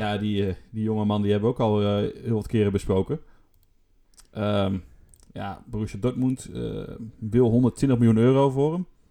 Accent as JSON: {"language": "Dutch", "country": "Netherlands", "said": "voor ons Nederlanders"}